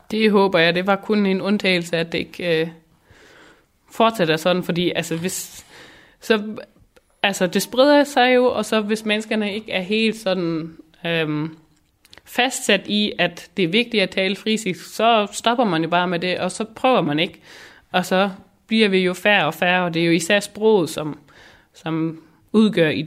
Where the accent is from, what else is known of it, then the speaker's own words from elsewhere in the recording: Schleswig-Holstein, Germany; først og fremmest er jeg friser, så er jeg dansker, og så er jeg tysker.